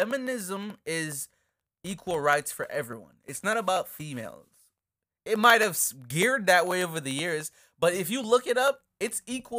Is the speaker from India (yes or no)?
no; Jamaica; now in United States; Let's get into growing up emo and being Jamaican. What is that? Check it out. So so we obviously spoke about moving from Jamaica to upstate New York and how much of a culture switch that was.